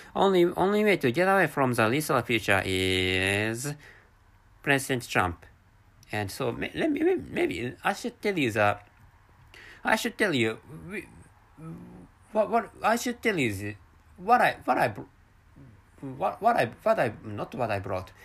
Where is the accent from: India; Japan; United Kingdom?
Japan; first language Japanese; English is a second language; I'm a Japanese person